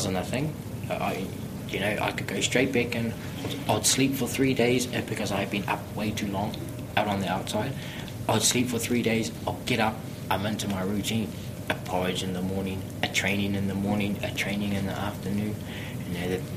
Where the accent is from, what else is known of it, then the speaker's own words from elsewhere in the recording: Auckland, New Zealand; I grew up in Otara